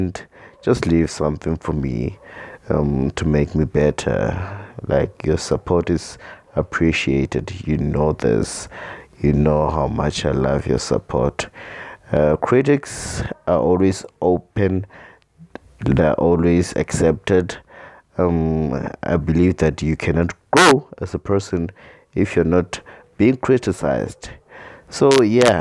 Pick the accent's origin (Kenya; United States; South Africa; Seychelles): South Africa; as the South African citizens